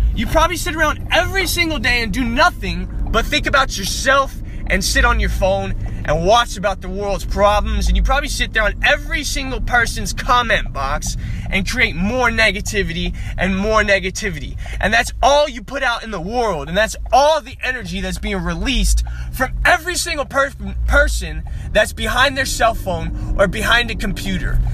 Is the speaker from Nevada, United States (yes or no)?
yes; Las Vegas, Nevada, United States; growing up in Las Vegas, Nevada, I graduated with a 1.7 GPA